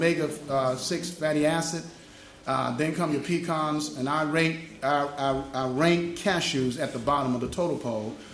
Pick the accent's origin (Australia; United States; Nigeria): United States; I'm American